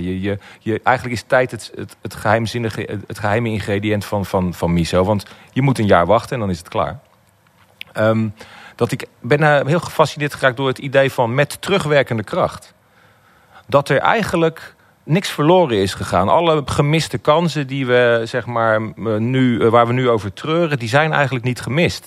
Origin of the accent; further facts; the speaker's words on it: Netherlands; als Nederlanders